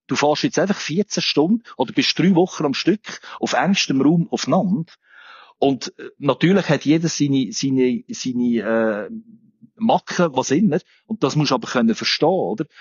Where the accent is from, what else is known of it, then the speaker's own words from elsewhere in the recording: Olten, Solothurn, Switzerland; moved away; ich bin ursprünglich aus Olten